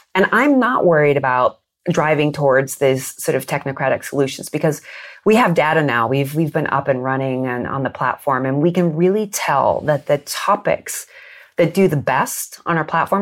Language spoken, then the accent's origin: English; United States; I grew up in the United States